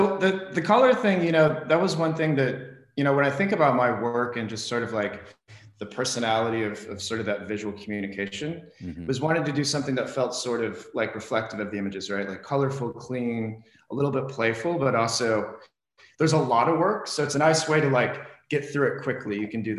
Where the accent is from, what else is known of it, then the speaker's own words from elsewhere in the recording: Midwest, United States; also born or lived in Los Angeles; now in Phoenix, United States; So I was, I went to school here, and then I'm originally from the Midwest.